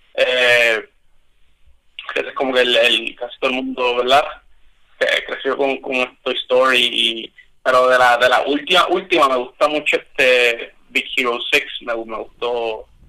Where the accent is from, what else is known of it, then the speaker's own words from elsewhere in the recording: Arecibo, Puerto Rico; soy del pueblo de Arecibo